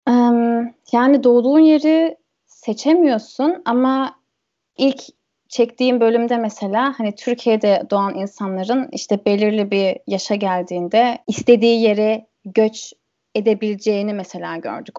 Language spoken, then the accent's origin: Turkish; Germany; first language German and Turkish; ben burada doğdum, burada büyüdüm, burada kalacağım